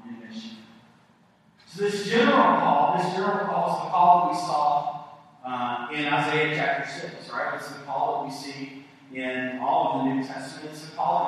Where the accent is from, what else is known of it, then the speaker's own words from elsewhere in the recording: East Tennessee, United States; I'm from East Tennessee.